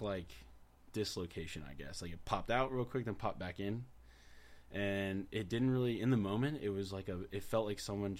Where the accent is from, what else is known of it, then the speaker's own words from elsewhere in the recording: Rancho Cucamonga, California, United States; I grew up in Rancho Cucamonga pretty much my whole life